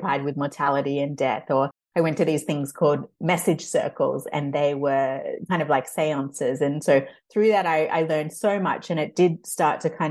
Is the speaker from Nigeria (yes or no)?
no; Australia; moved away; I grew up in Australia